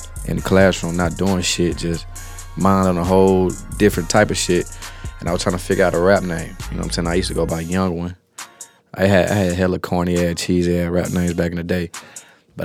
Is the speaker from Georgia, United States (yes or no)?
yes; Smyrna, Georgia, United States; I grew up on the north side, Mario. You know what I'm saying? Cobb County, Smyrna too